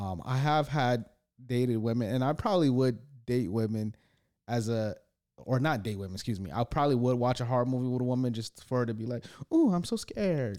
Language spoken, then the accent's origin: English; East Side, Michigan, United States; I grew up in the East Side